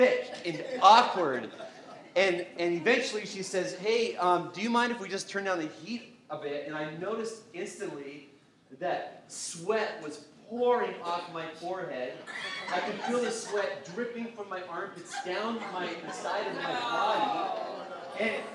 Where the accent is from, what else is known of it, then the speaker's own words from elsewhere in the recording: Canada; growing up in Canada